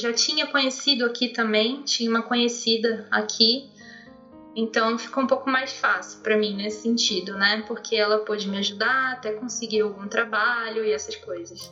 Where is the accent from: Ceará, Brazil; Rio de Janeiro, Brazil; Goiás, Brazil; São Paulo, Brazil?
Rio de Janeiro, Brazil; interior of; eu sou de, do interior do Rio de Janeiro. Então é uma cidade muito de roça